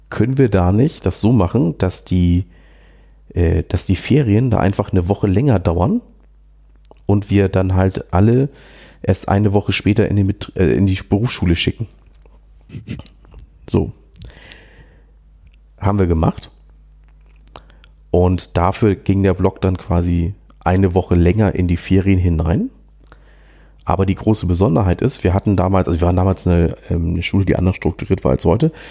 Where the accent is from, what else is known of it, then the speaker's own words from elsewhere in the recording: Schleswig-Holstein, Germany; naja, ne, Flächenland halt, ich komme ja aus Schleswig-Holstein